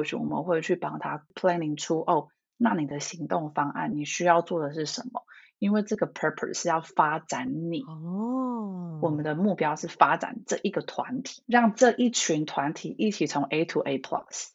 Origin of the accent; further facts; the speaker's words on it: Taiwan; moved away as an adult; now in Toronto, Canada; 我就是土生土长的台湾，就是小孩，在台湾长大念到大学这样子